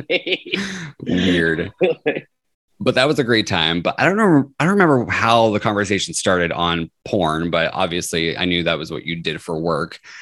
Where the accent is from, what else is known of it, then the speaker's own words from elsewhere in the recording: Riverside, California, United States; also born or lived in Central Valley, California / Seattle; I'm from Riverside, California, originally